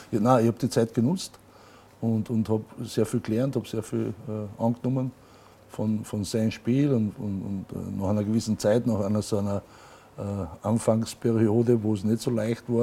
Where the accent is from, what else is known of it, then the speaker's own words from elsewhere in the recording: Carinthia, Austria; ich bin gebürtiger Kärntner und bin gern ein Kärntner